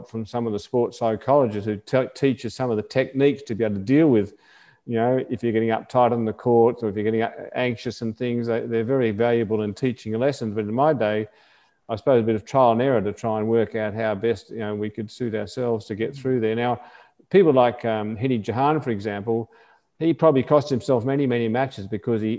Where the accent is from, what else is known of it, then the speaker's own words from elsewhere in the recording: Australia; as an Australian, we used to get sent away